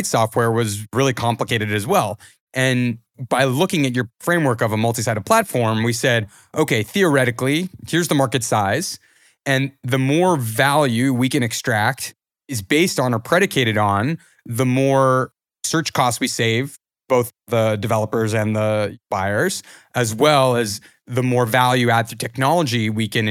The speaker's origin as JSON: {"language": "English", "country": "Canada", "said": "as Canadian founders"}